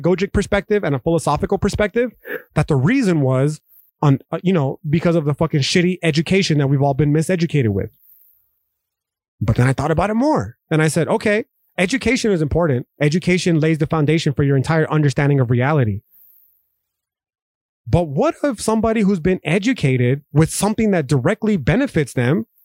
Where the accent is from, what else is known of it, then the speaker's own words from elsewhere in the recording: United States; as American citizens